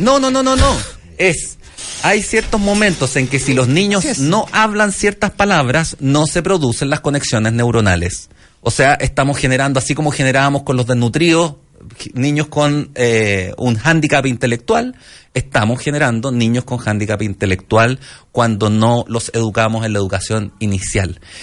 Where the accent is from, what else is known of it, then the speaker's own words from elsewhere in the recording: Valparaíso, Chile; Yo soy de Valparaíso